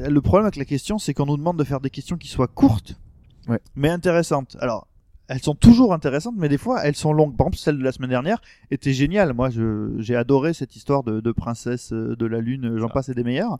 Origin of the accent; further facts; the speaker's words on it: France; on est français